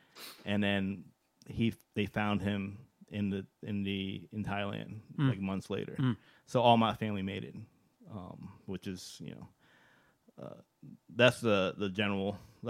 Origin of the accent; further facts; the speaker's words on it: Virginia, United States; I was born in Virginia.